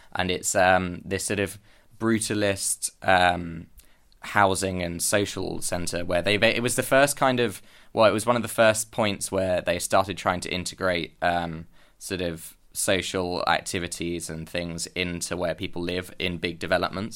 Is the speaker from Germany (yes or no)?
no; London, United Kingdom; moved away as an adult; now in Copenhagen, Denmark; I'm originally from London and I moved to Copenhagen in August to start my masters